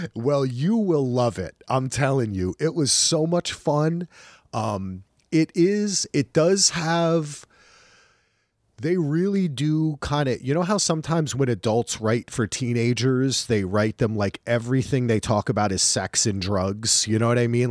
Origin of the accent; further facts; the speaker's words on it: New Jersey, United States; I'm from New Jersey